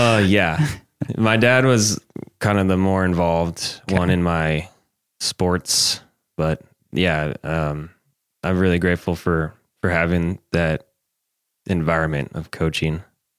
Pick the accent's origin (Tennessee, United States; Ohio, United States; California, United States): California, United States; Davis; now in Phoenix, United States; In Northern California. I grew up in Davis.